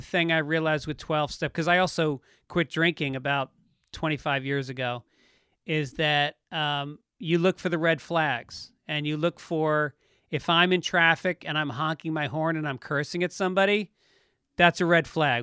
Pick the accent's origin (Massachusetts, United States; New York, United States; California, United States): New York, United States; Tarrytown; also born or lived in Bronx, New York; born in the Bronx, and then when I was about six, we moved to Tarrytown, New York, in Westchester County.